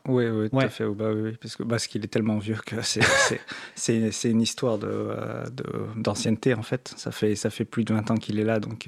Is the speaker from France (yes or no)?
yes; France; comme on est français